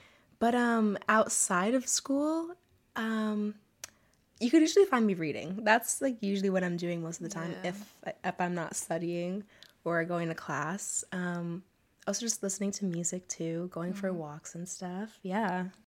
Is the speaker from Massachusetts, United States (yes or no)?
yes; Boston, Massachusetts, United States; So I'm also from Boston. I'm 20 and I'm currently an undergrad at UMass Boston